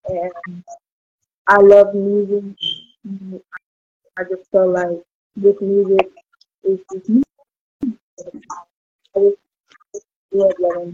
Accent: Lima, Ohio, United States; I'm from Lima, Ohio.

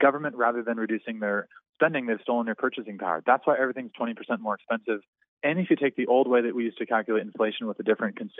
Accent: Southern California, United States; moved away as an adult; also born or lived in Virginia; now in Las Vegas, United States; I'm from Southern California

